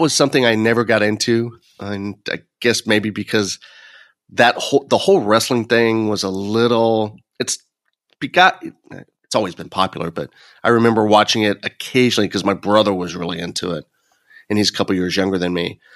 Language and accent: English; Illinois, United States; Illinois, my ho-, my hometown school